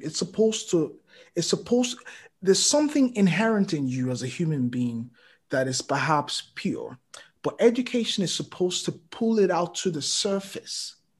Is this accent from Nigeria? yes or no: yes; Lagos, Nigeria; moved away as an adult; also born or lived in Djibouti / Ibadan, Nigeria; I lived in Lagos literally, you know, all my life